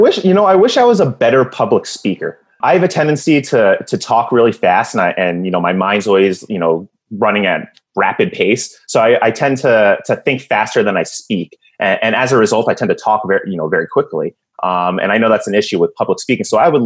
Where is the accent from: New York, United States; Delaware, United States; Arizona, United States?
New York, United States; now in Phoenix, United States; Well, I'm from Phoenix, so, you know, I definitely favor the Suns. I'm originally from New York, but let's not even talk about the Knicks.